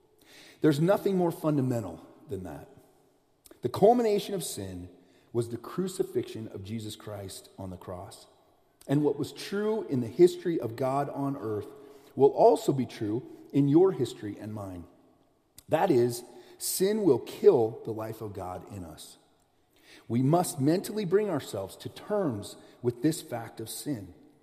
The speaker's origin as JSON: {"language": "English", "country": "United States", "also_born_or_lived": "Southeast US / Midwest US / Western US", "said": "When people ask me where I'm from, I say I'm from the United States. That's where I'm from. I've lived in a lot of it, different areas. I've lived in the Southeast."}